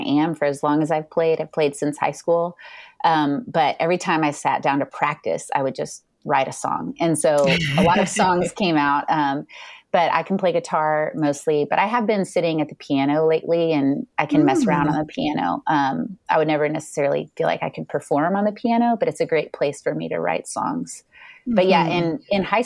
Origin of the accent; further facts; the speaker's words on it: Houston, Texas, United States; moved away as an adult; also born or lived in China / Boston / Tyler, Texas / Bay Area, California; now in Dallas, United States; I grew up in Houston, Texas